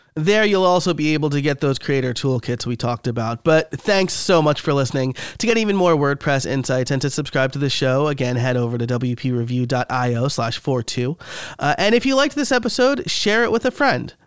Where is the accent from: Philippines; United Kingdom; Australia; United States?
United States; New York; now in near Philadelphia, United States; I'm from New York, so I call it Rita's Italian ice